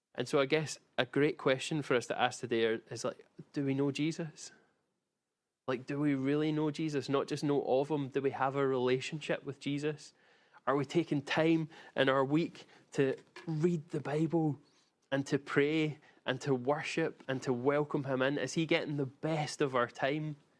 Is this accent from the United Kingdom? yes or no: yes; Glasgow, Scotland, United Kingdom; I grew up in Glasgow, and I watched many a beating up happen in my childhood and teenage years